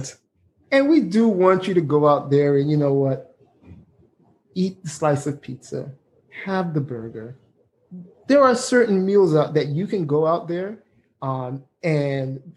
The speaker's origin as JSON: {"language": "English", "country": "Jamaica", "said": "excuse me for the way I say beer, I'm Jamaican"}